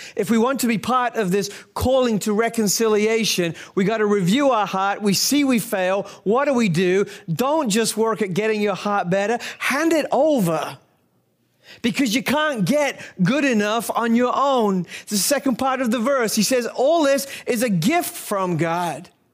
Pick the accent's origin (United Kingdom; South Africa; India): United Kingdom; as a Brit